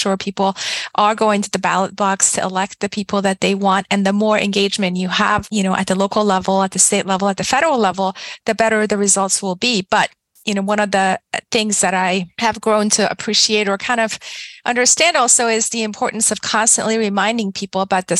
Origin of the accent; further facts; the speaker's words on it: Iran; moved away; also born or lived in Blacksburg, Virginia / Washington, District of Columbia, United States; I was born and raised in Iran, left Iran in 1983